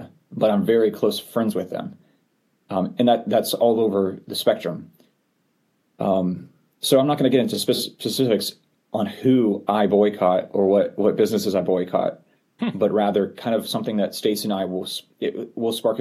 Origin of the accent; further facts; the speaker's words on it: Florida, United States; I grew up in Florida